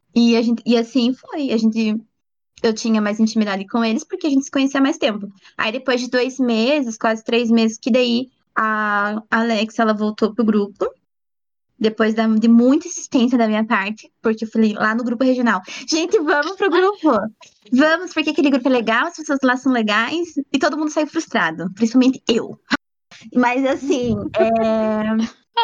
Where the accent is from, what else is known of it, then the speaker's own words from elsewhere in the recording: Paranaguá, Paraná, Brazil; moved away as an adult; now in Curitiba, Brazil; eu sou do Paraná. Eu moro em Curitiba, mas há pouco tempo, faz um ano, um ano e meio. Eu nasci em Paranaguá